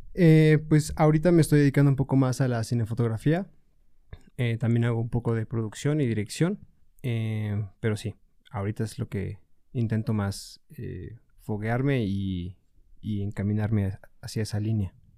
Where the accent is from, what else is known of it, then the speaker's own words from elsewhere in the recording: Puebla, Mexico; Yo soy originario de Puebla. Y pues sí, aquí he estado toda mi vida